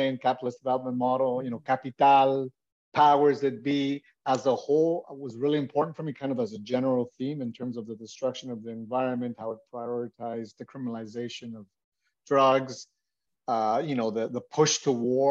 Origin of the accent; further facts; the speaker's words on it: Toronto, Ontario, Canada; also born or lived in Bogota, Colombia; I was born in Bogota, Colombia, came to Toronto, Canada, and been living pretty much in Toronto, Canada for most of my life